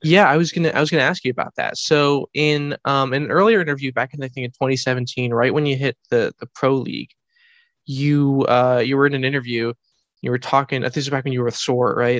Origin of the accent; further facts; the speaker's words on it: United States; I am an American person